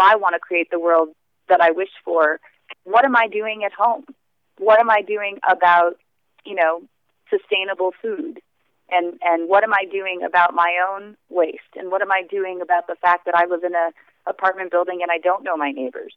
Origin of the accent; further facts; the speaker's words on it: United States; as an American from a business context